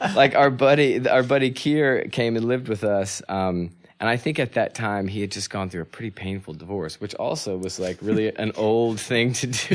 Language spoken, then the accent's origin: English; North Carolina, United States; also born or lived in California; And then we settled in North Carolina